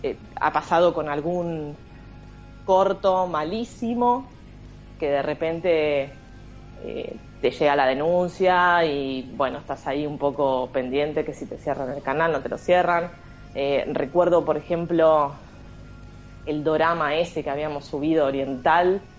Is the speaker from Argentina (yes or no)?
yes; Argentina; somos argentinas